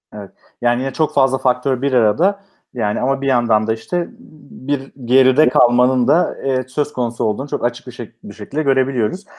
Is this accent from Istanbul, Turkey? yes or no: no; Manisa, Turkey; Ben Manisa'lıyım